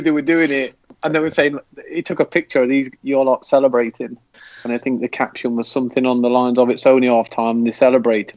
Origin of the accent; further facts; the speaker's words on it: England, United Kingdom; moved away; as an English football fan